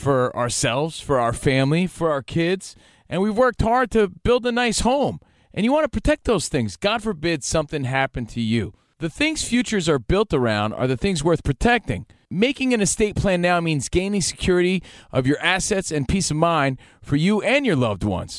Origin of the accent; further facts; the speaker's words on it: United States; a kid growing up in New Jersey, New York